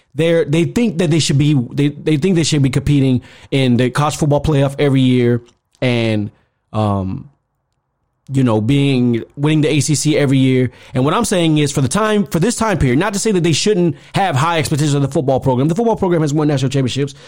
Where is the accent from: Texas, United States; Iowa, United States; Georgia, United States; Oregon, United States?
Georgia, United States; growing up in Georgia at that time